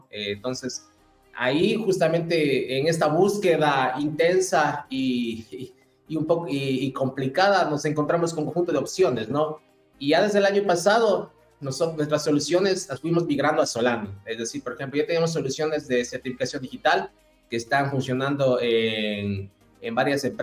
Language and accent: Spanish; Ecuador; moved away as an adult; now in Chile; Yo soy ecuatoriano, como algunos de ustedes ya lo saben. a partir de, del trabajo, del emprendimiento, Llegué a Chile hace aproximadamente unos 8 o 9 años.